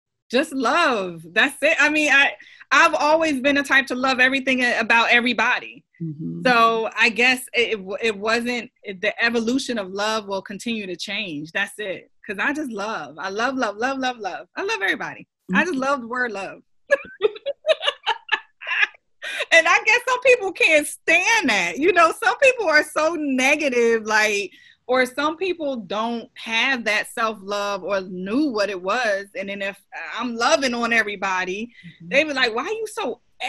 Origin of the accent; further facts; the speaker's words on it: New Jersey, United States; moved away as an adult; now in Rock Hill, United States; I live in Rock Hill, South Carolina currently, but I'm a transplant from New Jersey, born and raised